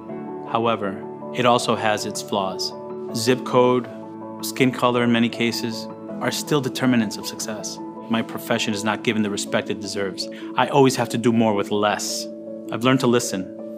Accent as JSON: {"language": "English", "town": "Meriden", "region": "Connecticut", "country": "United States", "tie": "born or raised there", "said": "I was born in Yale Acres Housing Project."}